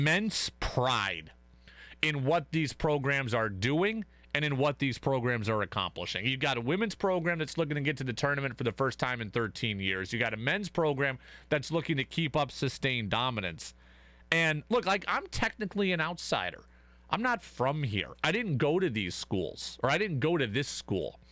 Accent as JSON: {"language": "English", "town": "Albany", "region": "New York", "country": "United States", "also_born_or_lived": "Vermont", "moved": "as an adult", "lives_now": "Burlington, United States", "said": "I was from Albany. My brother was a student at Albany"}